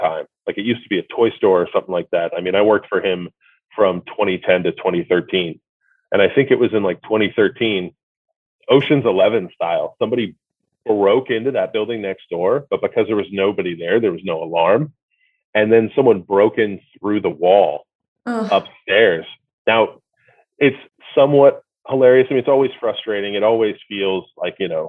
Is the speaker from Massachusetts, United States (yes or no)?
no; New Jersey, United States; now in California, United States; I maybe live in California, but I was born in New Jersey